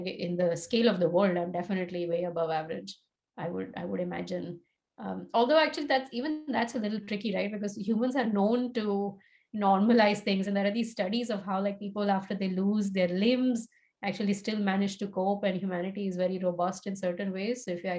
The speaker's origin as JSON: {"language": "English", "town": "Tulsa", "region": "Oklahoma", "country": "United States", "tie": "born there", "said": "And I was born in Tulsa, Oklahoma, which I imagine would be very surprising to a lot of people based on how I look and talk and so on."}